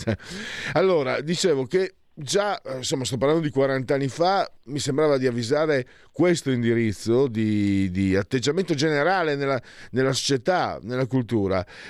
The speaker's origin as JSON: {"language": "Italian", "town": "San Vito al Tagliamento", "region": "Friuli-Venezia Giulia", "country": "Italy", "said": "io sono di San Vito il Tagliamento, Bassa Friulana"}